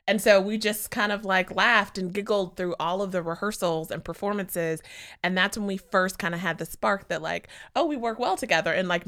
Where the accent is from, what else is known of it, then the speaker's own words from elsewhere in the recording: Charlotte, North Carolina, United States; So I also grew up performing. I grew up in Charlotte, North Carolina.